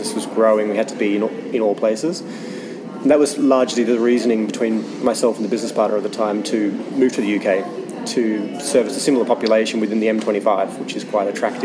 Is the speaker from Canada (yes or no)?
no; Melbourne, Victoria, Australia; moved away as an adult; also born or lived in Sunshine Coast, Queensland / Brisbane; now in United Kingdom; I originally hail from Australia.